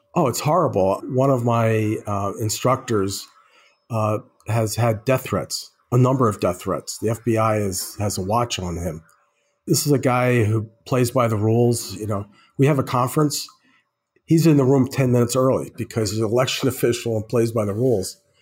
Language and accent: English; Croton-on-Hudson, New York, United States; moved away as an adult; also born or lived in Brooklyn, New York / Oberlin, Ohio / New Mexico / Minnesota; now in Twin Cities, United States; I was born in Brooklyn, New York, and I still identify as a Brooklynite. I went to school you know, the beginning of, uh, elementary school, and then my parents moved a lot of people out, out of Brooklyn to northern Westchester, which is where I more or less grew up, a small town called Croton on Hudson.